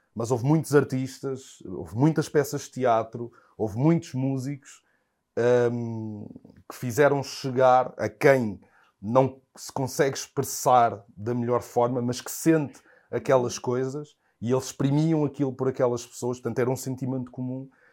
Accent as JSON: {"language": "Portuguese", "country": "Portugal", "tie": "born or raised there", "said": "fui crescendo cá em Portugal"}